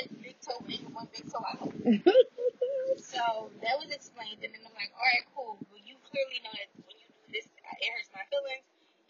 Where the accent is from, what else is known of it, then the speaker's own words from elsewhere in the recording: Philadelphia, Pennsylvania, United States; I'm from West Philly, but I want to live in.